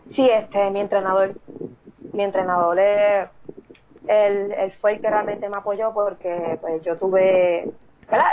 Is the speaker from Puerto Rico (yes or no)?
yes; Sabana Grande, Puerto Rico; soy de Puerto Rico, del pueblo de Sabana Grande